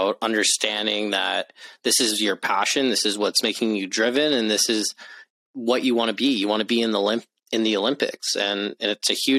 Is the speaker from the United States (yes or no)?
no; Canada; I'm from Canada